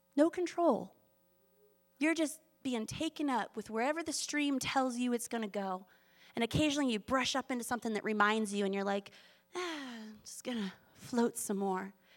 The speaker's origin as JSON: {"language": "English", "town": "Boston", "region": "Massachusetts", "country": "United States", "tie": "born or raised there", "also_born_or_lived": "Australia / Manhattan Beach, California", "moved": "yes", "lives_now": "Culver City, United States", "said": "I grew up on the East Coast in Boston"}